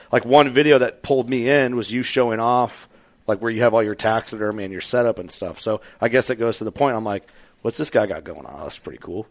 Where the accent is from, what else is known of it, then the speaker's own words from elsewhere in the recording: Midwest, United States; growing up in the Midwest, it's like I didn't grow up watching anything Western based